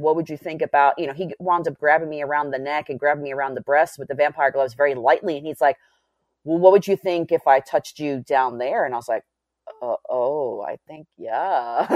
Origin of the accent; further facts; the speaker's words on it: New York City, New York, United States; growing up in New York City